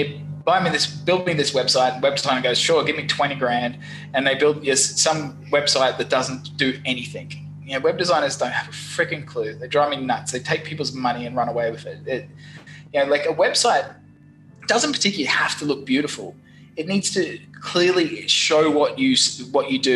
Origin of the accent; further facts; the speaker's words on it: Australia; accent: Australian; also born or lived in London; my wacky accent. It's from Australia.